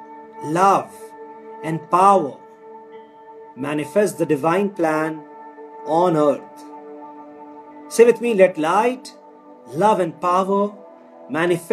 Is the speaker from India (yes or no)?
yes; India; our country, India